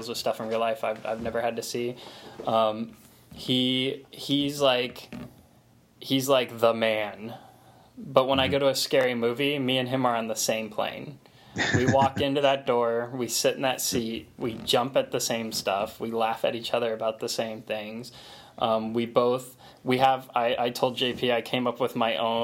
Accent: Florida, United States; we're from Florida

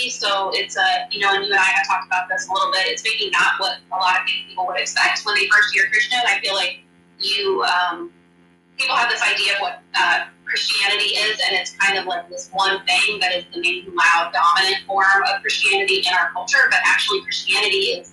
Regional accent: Kansas, United States; moved away as an adult; also born or lived in Texas / Indiana; now in Manhattan, United States; I'm from Kansas originally, and we went to college here, and then moved away for a long time, lived in Texas, lived in Indiana.

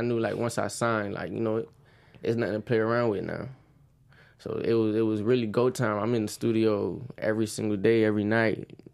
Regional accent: Oakland Park, Florida, United States; Growing up in Oakland Park

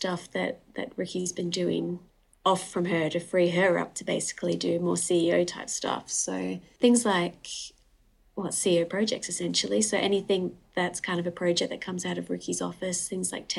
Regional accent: Perth, Western Australia, Australia; also born or lived in Newcastle upon Tyne, United Kingdom; We moved over when I was 7

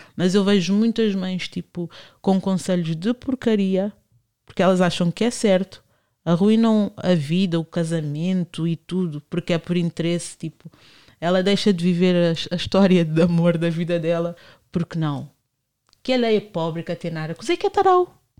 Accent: Portugal; eu cresci em São Bento

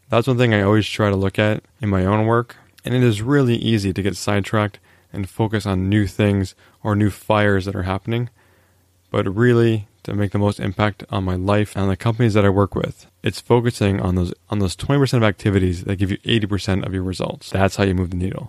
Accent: Canada; I am a Canadian after all

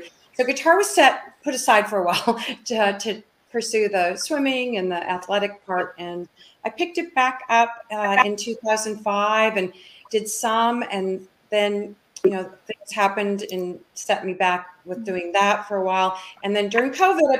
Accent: Minneapolis, Minnesota, United States; moved away as an adult; also born or lived in Dallas, Texas; I grew up in Minneapolis, Minnesota, and I moved into Dallas in 1982

